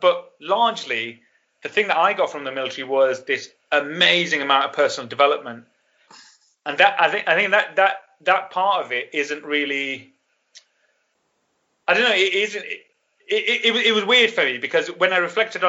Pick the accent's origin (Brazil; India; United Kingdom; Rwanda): United Kingdom; Burnley, North West England; moved away as an adult; I grew up in Burnley. No Americans there.